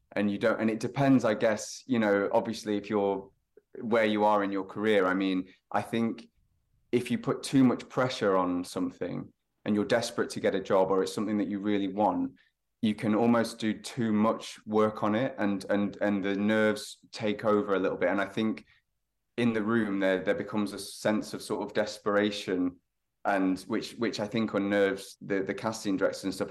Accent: Lytham, North West England, United Kingdom; moved away; I'm from the north, so a little town called Lytham, um, near Blackpool on the northwest coast

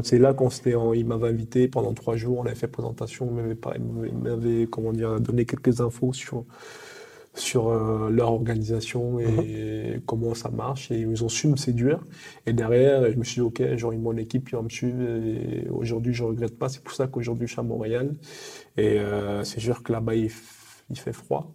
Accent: Cameroon; now in France; je suis français et derrière j'aimerais aussi représenter aussi mon pays natal euh, le Cameroun

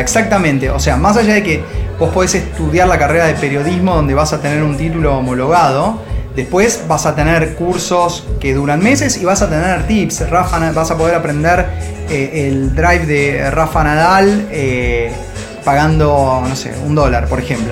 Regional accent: Argentina; also born or lived in Madrid, Spain

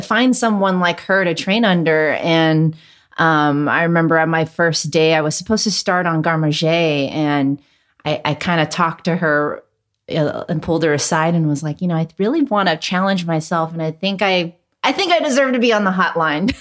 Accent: Hacienda Heights, California, United States; first language Cantonese; English is a second language; I actually grew up in Hacienda Heights, which nobody knows about where that is, but it's a little further east of San Gabriel.

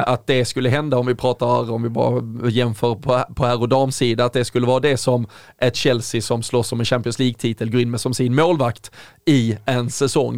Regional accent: Sweden; som svenskar

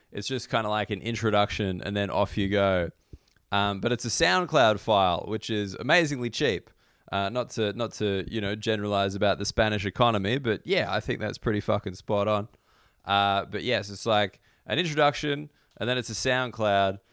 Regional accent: Australia; I don't consider myself a particularly patriotic Australian.

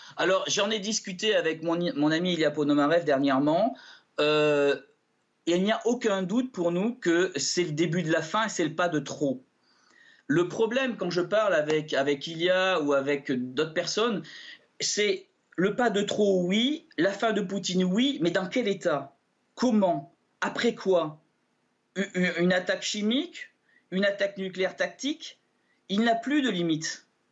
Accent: France; Je suis français j'ai des vieilles origines russes

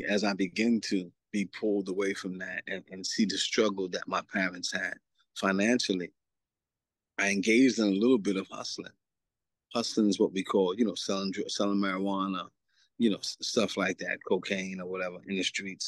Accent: New York City, New York, United States; also born or lived in Antigua; Growing up in New York City. Coming of age in Queens, New York in 1983, 84

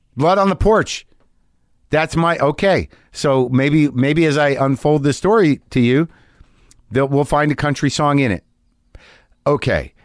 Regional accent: Albuquerque, New Mexico, United States; I grew up in Albuquerque, New Mexico

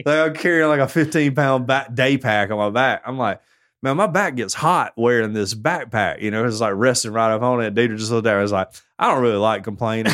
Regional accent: Tuscaloosa, Alabama, United States; I'm from Tuscaloosa

